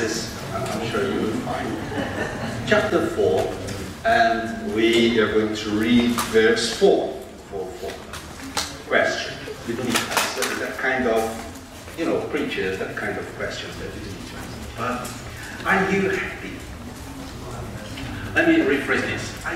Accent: Glasgow, Scotland, United Kingdom; by my accent, you can see I'm from Glasgow

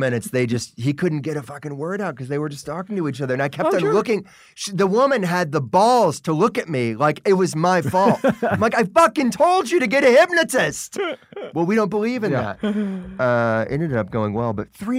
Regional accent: Memphis, Tennessee, United States; moved away; also born or lived in New York; I'm from Memphis, man.

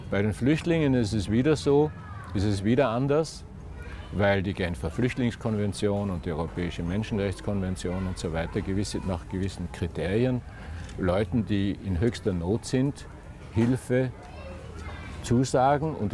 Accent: Austria; als Österreicher keine Ausnahme

